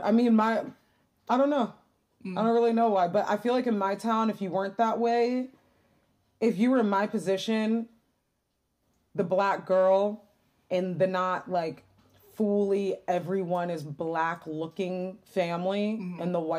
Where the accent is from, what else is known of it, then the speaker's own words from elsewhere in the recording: Detroit, Michigan, United States; And then I grew up in Detroit where it's not white.